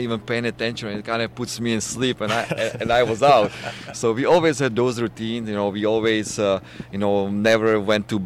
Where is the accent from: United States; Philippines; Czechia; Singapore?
Czechia; moved away as an adult; He's from my hometown, so we would always train together in the Czech Republic during the summer